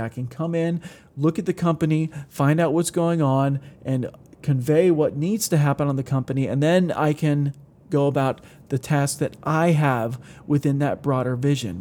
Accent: Ohio, United States; where I grew up in Ohio

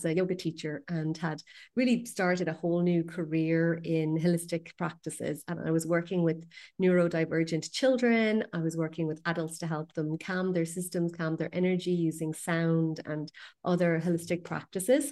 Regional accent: west coast of Ireland, west of Ireland, Ireland; I'm from the west coast of Ireland

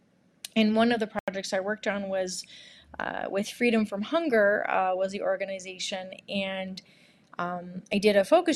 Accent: Monterey, California, United States; also born or lived in Santa Barbara, California / San Francisco, California; I grew up in Monterey, California

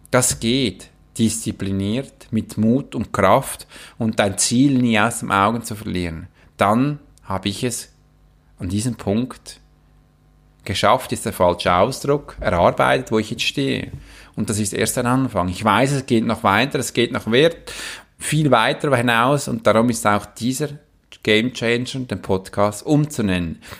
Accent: Switzerland; ich kann auch als Schweizer Soldat in einem Kämpfengebiet stehen, das geht auch.

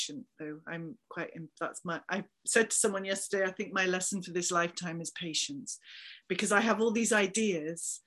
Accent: Somerset, South West England, United Kingdom; accent: Somerset twang; now in Liverpool, United Kingdom; I'm from Somerset originally

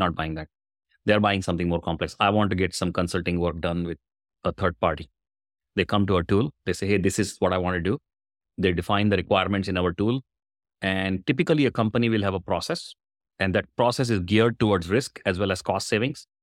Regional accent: India; moved away as an adult; now in Bay Area, United States; I was born in India, long time back, I say, I suspect. I'm a software engineer, did my engineering in software, moved to U S in ninety-seven

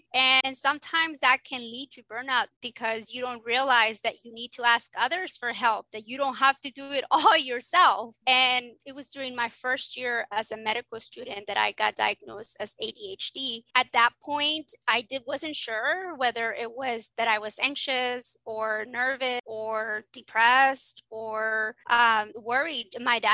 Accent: South Texas, United States; I'm from South Texas, which is, I call it Little Mexico, because in South Texas, it's like everybody speaks Spanish and we're mainly all Mexicans.

